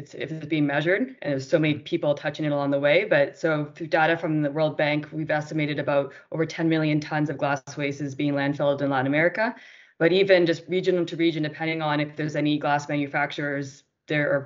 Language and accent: English; Canada; moved away as an adult; now in Colombia; I'm from Canada, and I moved to Colombia, oh my gosh, I guess almost 4 years ago now